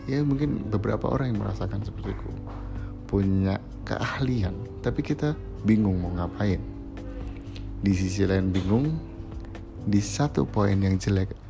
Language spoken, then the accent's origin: Indonesian; Kudus, Central Java, Indonesia; now in Semarang, Indonesia; aku berasal dari Kudus suatu kota terpencil nggak kecil banget sih tapi keren sih guys dia itu kabupaten yang kecil tapi sudah seperti kota Madia ya dan aku kuliah di Semarang